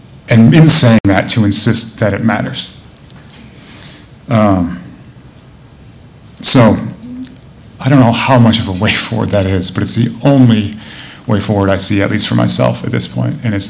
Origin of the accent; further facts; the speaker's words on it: Michigan, United States; I'm from Michigan